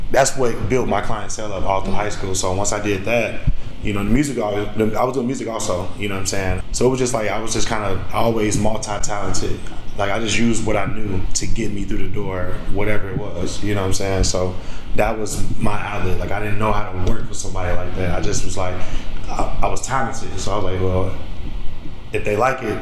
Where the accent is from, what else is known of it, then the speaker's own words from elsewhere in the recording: Chicago, Illinois, United States; I was away from Chicago, so I didn't have an income.